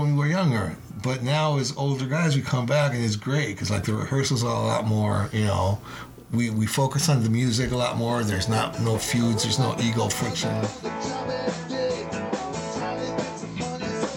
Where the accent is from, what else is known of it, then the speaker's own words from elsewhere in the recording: Spain; moved away; I'm from Spain. I live here, I go to Spain periodically.